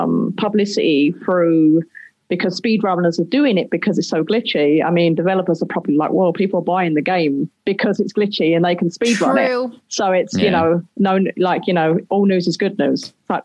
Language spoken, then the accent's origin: English; London, United Kingdom; I was from East London.